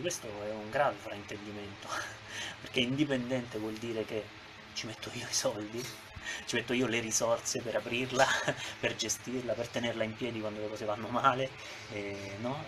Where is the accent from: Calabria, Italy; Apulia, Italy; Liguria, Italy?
Apulia, Italy; Manduria; moved away as an adult; also born or lived in Rome; now in Tivoli, Italy; io sono di Manduria intanto, eh, Taranto ho studiato a Roma per eh, dieci anni